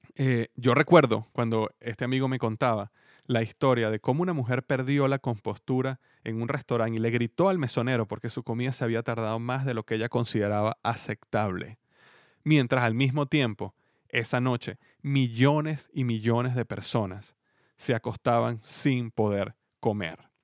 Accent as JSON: {"language": "Spanish", "country": "Venezuela", "said": "mi país en este momento, en Venezuela"}